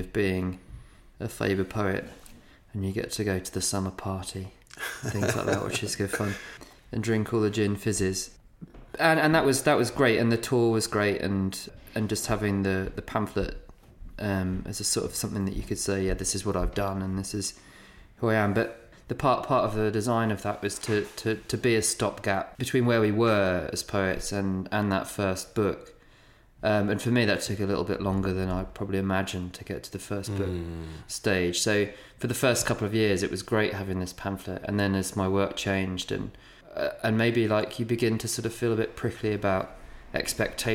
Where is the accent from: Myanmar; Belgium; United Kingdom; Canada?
United Kingdom; New Buckenham, East of England; I'm from Norfolk, a village called New Buckenham